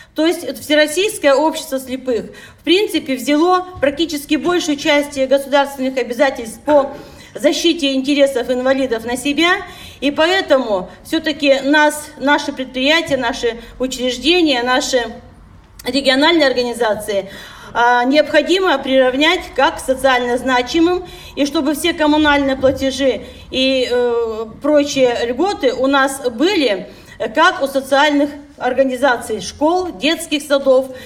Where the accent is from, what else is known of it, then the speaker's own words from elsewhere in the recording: Siberia, Russia; мы, как всегда, сибиряки